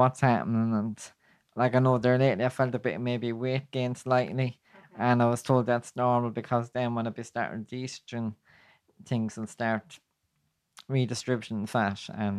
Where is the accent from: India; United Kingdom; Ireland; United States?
Ireland; Kilkenny, Leinster; I'm from Kilkenny. And like most places in rural Ireland, there's nothing around for me.